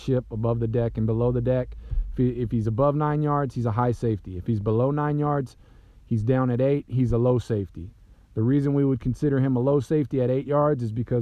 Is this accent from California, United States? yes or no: yes; Southern California, United States; I'm from Southern California